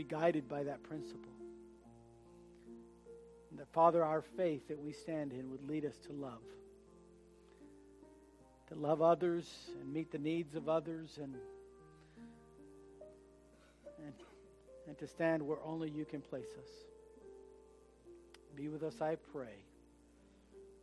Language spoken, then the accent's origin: English; United States; as an American